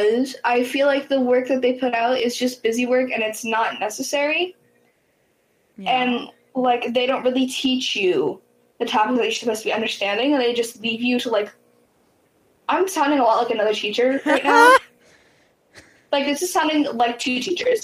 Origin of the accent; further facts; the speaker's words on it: United States; we're American